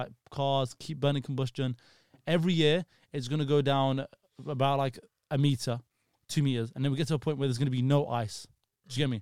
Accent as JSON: {"language": "English", "country": "Iraq", "moved": "yes", "said": "I'm from Iraq"}